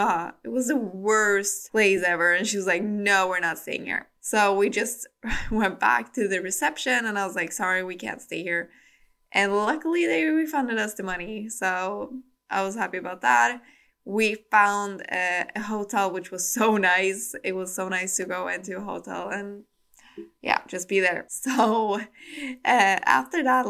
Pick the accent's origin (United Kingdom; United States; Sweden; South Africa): Sweden; accent: Swedish; English is a second language; I hope you will enjoy my lovely Swedish accent